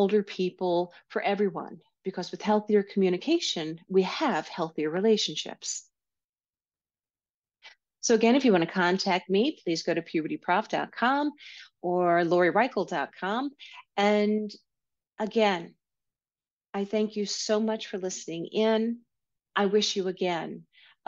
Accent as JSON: {"language": "English", "region": "New York", "country": "United States", "accent": "New York", "said": "my New York accent might be coming out more."}